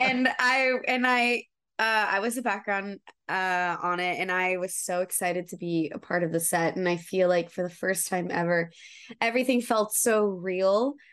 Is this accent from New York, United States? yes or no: no; Atlanta, Georgia, United States; now in Los Angeles, United States; I'm actually from Atlanta. Atlanta